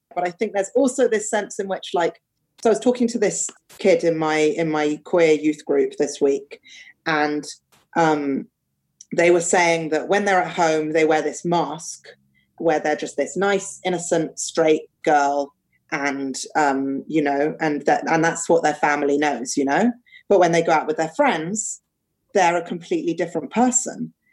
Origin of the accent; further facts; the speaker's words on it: London, United Kingdom; also born or lived in Cambridge / Paris / Cairo / America; I grew up in London, Um, I love London. I still live here now.